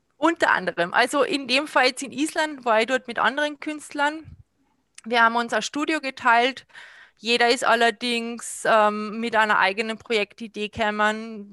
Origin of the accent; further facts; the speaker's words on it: Salzburg, Austria; ich bin aus Salzburg, ich habe mein Atelier in Pasch